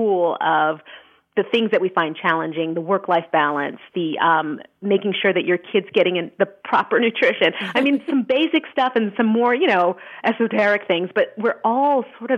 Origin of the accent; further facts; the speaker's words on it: Montreal, Quebec, Canada; in Montreal about how, which is my hometown